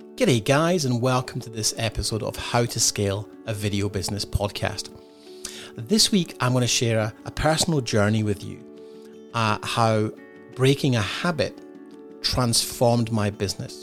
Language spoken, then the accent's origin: English; Scotland, United Kingdom; moved away as an adult; also born or lived in London; now in Australia; growing up in Scotland, and being from the U K, and now living in Australia